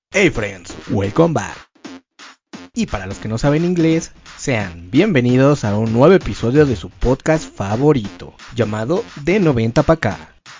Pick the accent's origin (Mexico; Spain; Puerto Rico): Mexico; como buenos mexicanos